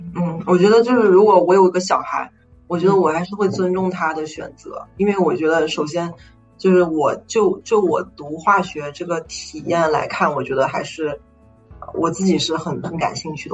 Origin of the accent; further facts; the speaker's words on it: China; moved away as an adult; now in United States; 因为我是中国人